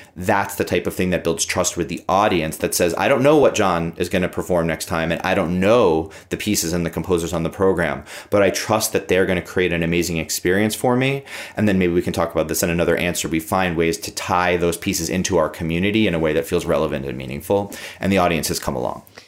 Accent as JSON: {"language": "English", "country": "United States", "said": "as an American music director"}